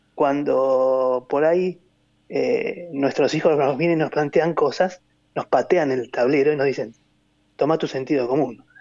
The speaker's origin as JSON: {"language": "Spanish", "country": "Argentina", "said": "como argentinos"}